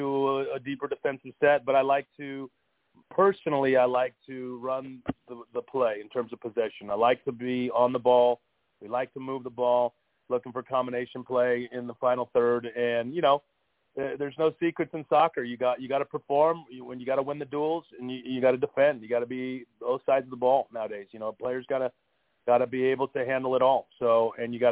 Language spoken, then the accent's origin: English; Fresno, California, United States; moved away as an adult; I grew up in Fresno and played at Fresno State